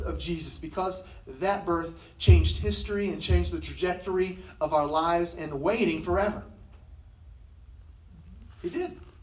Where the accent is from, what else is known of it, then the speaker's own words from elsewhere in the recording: United States; growing up in America